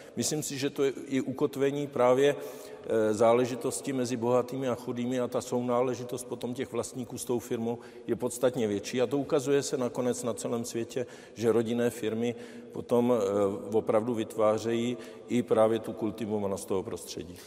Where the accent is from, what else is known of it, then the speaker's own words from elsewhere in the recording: Czechia; já jsem Čech, eh, firmu jsem postavil v České republice, zdaňuju v České republice